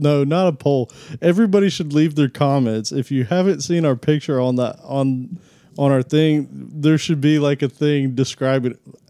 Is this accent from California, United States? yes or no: yes; California, United States; Come on, y'all. You know I'm from California.